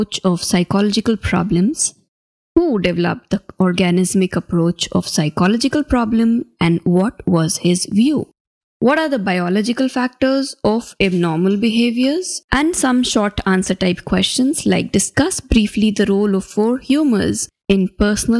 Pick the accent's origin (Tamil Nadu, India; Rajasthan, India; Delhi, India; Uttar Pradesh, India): Rajasthan, India; Ajmer; My hometown is in a small city called Ajmer